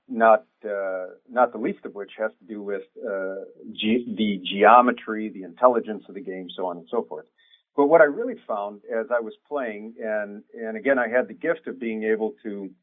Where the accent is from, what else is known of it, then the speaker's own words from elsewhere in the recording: Detroit, Michigan, United States; also born or lived in Kansas City metro area; now in Kansas City, United States; I'm from the Detroit area originally, and I am actually proud of that, even though right now I live in Metro Kansas City